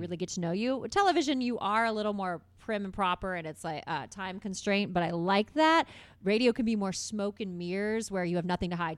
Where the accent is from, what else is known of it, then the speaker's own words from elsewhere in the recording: Carmel, Indiana, United States; also born or lived in Bloomington, Indiana; I grew up in Carmel